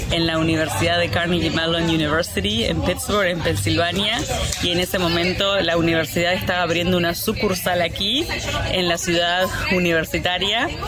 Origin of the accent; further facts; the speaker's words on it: Montevideo, Uruguay; Soy de Montevideo.